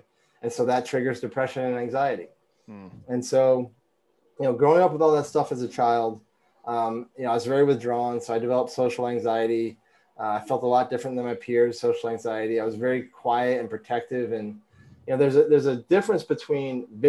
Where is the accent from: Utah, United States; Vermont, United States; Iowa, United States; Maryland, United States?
Vermont, United States; growing up in Vermont, clean air, clean food